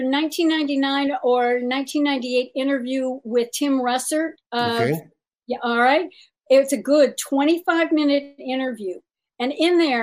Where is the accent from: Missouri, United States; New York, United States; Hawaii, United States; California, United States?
California, United States; around Disneyland; I grew up around Disneyland